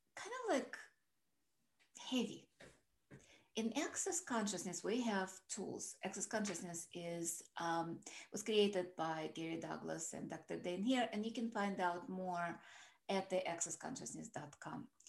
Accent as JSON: {"language": "English", "country": "Russia", "tie": "born or raised there", "moved": "yes", "said": "I grew up in Russia"}